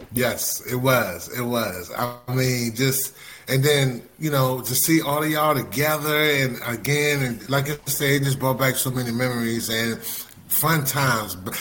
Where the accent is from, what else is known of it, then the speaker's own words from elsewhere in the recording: Fort Washington, Maryland, United States; I was raised in Fort Washington, Maryland